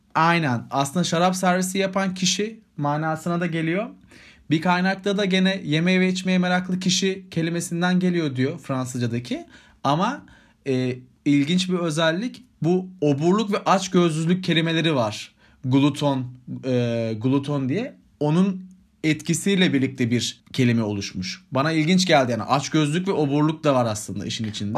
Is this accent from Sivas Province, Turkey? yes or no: yes; Sivas Province, Turkey; bir Sivaslı olarak